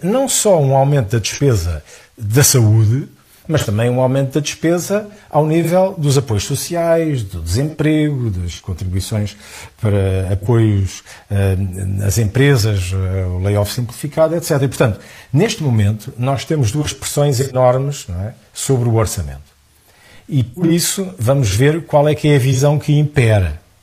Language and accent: Portuguese; Portugal